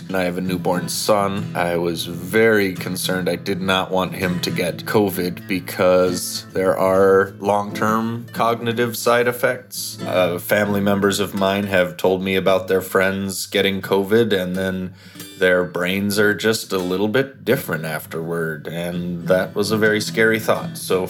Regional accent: Eveleth, Minnesota, United States; I'm from Eveleth, Minnesota.

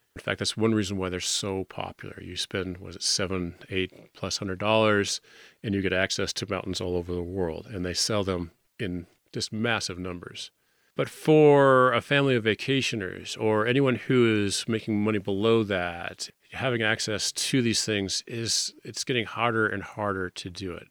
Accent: Winter Park, Colorado, United States; I grew up in the Fraser Valley, down hill from Winter Park ski area

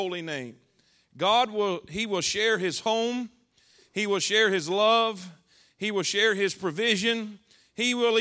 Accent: South Florida, United States; moved away as an adult; I'm from South Florida, and there's no way it's God's will for a South Florida cracker to be up there

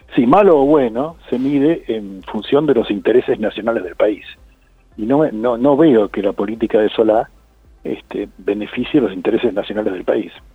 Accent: Argentina

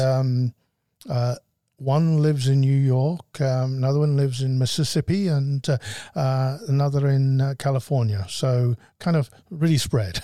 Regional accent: United Kingdom; moved away as an adult; also born or lived in Scotland; now in Arizona, United States; I'm a Brit and my wife is a, a Scottish Brit.

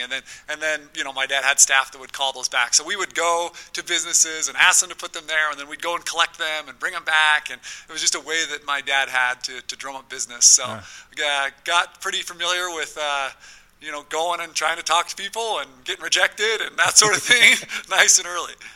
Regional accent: South Ogden, Utah, United States; I grew up in South Ogden, Uinta Elementary, eh, that sort of area

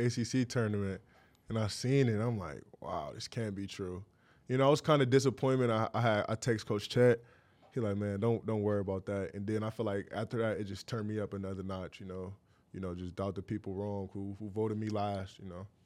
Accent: Cleveland, Ohio, United States; growing up in Cleveland

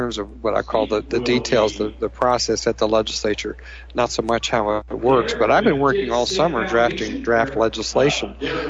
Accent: Oregon, United States; I'm a Republican, but I'm an Oregonian.

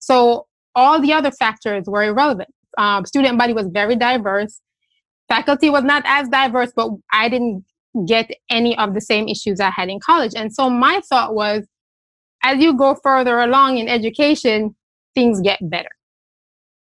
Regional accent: Jamaica; now in United States; I am also an immigrant. I'm from Jamaica

